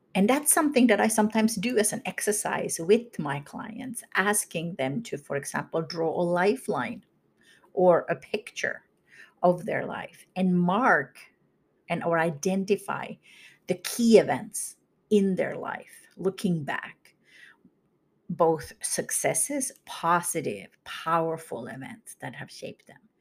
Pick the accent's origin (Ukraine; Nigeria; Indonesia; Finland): Finland; moved away as an adult; now in United States; I grew up in Finland, moved to the U S in my late twenties.